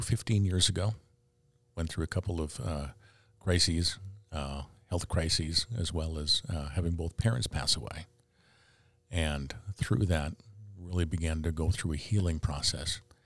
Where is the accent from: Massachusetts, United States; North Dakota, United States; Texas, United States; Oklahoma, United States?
North Dakota, United States; Fargo; I was, uh, uh, raised in Fargo